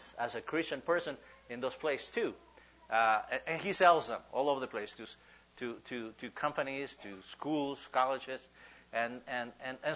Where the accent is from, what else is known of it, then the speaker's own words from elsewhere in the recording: Huehuetenango, Guatemala; English is a second language; moved away as an adult; now in United States; We go to churches in my hometown, in Huehuetenango, Guatemala